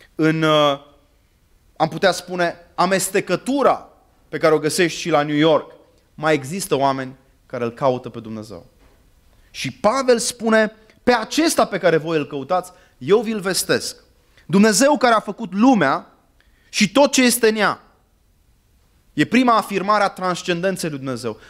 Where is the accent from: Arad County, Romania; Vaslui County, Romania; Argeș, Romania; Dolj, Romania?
Arad County, Romania; Arad; moved away; also born or lived in Târnova / Cluj-Napoca / London; am copilărit la Arad